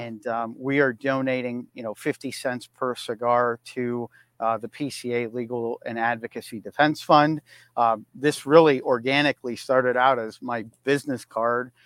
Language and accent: English; Erie, Pennsylvania, United States; moved away; I am broadcasting live from Erie, Pennsylvania, my hometown.